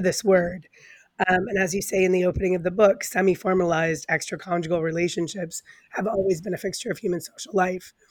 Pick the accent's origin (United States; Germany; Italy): United States; Coloma, Michigan; a farm kid growing up in Coloma, Michigan